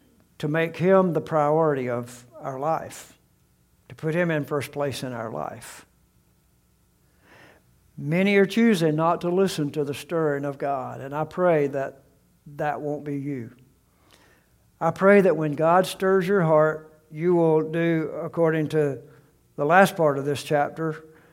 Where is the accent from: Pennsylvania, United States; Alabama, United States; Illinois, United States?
Alabama, United States; I've told them great things and funny stories about how I grew up in South Alabama.